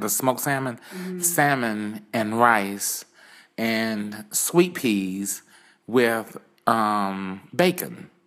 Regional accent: Williston, South Carolina, United States; moved away as an adult; now in United Arab Emirates; I'm from a small town in the USA, okay. um, Williston, South Carolina

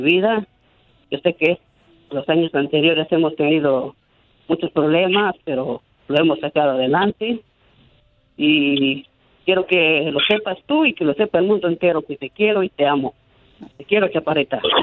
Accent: Hidalgo, Mexico; moved away; nosotros somos originarios de Hidalgo

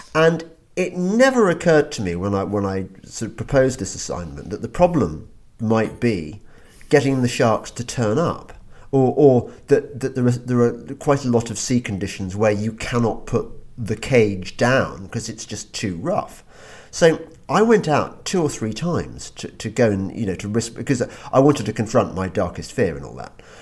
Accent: England, United Kingdom; we're English.

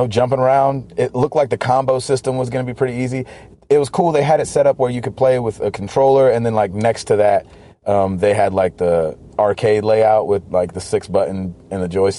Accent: the South, United States; I'm from the South.

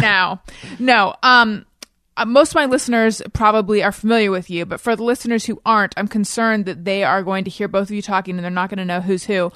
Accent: Orange County, California, United States; also born or lived in Oakland, California / New York; I was born in Oakland, grew up in Orange County

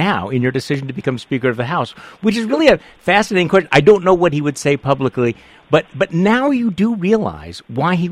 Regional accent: Wisconsin, United States; my home state of Wisconsin

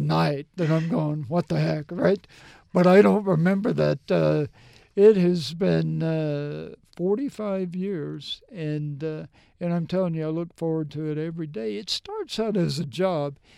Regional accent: Mississippi, United States; moved away as an adult; also born or lived in Tennessee / New Jersey; I grew up in Mississippi

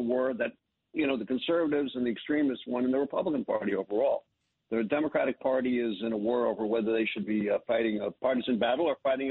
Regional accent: United States; myself who's an American Jew

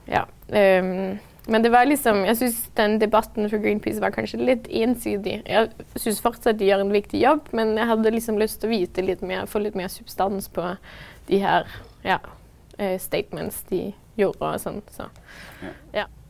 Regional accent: Denmark; moved away as an adult; now in Norway; da jeg var hjemme i Danmark

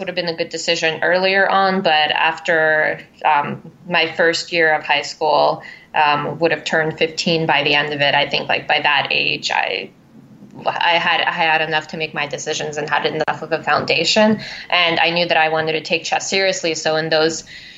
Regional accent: Philadelphia, Pennsylvania, United States; moved away as an adult; also born or lived in Crimea, Ukraine / Brooklyn, New York; now in Manhattan, United States; I went through the Philadelphia public school system

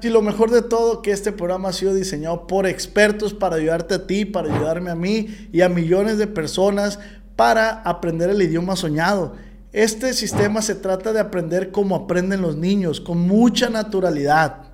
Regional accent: Mexico; yo como mexicano

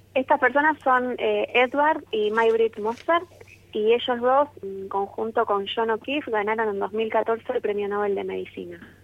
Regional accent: Argentina

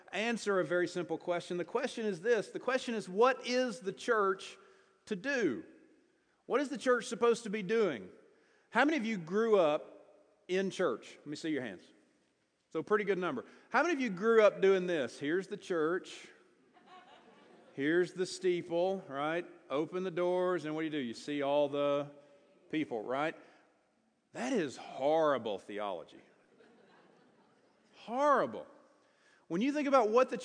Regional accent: Greenville, South Carolina, United States; also born or lived in Louisville, Kentucky; now in Salt Lake City, United States; I grew up in Greenville, South Carolina.

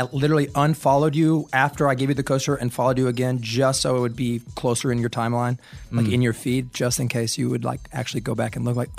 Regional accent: Asheville, North Carolina, United States; I grew up in Asheville, North Carolina.

